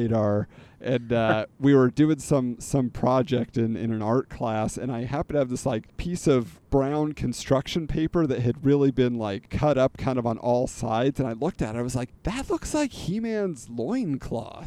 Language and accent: English; California, United States; I grew up in California